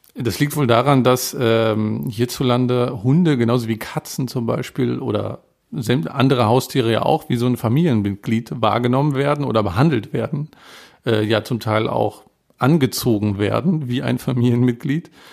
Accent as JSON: {"language": "German", "country": "Germany", "said": "ich bin Deutscher und lerne seit vier Jahren Chinesisch"}